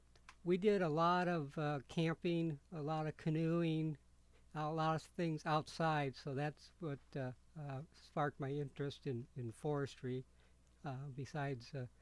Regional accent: Minneapolis, Minnesota, United States; moved away; I was raised in Minneapolis, Minnesota.

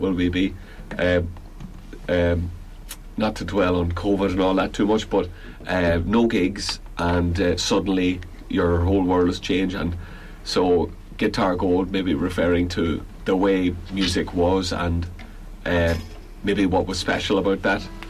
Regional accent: Belfast, Northern Ireland, United Kingdom; moved away as an adult; now in Galway, Ireland; I'm from Belfast originally, and uh, I moved down to Galway

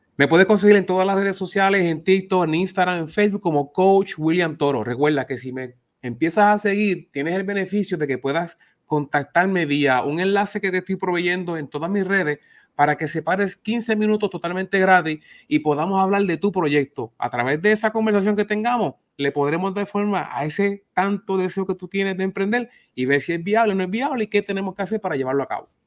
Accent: Ponce, Puerto Rico; somos de Ponce

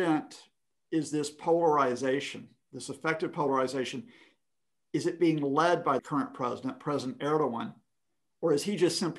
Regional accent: United States; growing up in America

